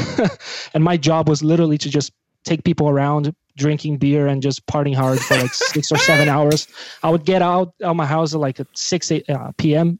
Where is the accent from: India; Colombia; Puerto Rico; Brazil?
Brazil; English is a second language; now in Belgium; I'm from Brazil